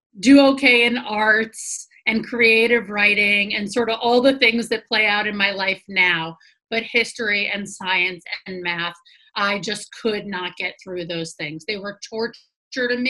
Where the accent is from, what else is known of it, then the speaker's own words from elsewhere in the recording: New York City, New York, United States; Born and raised in New York City, below 23rd Street, have a lot of pride around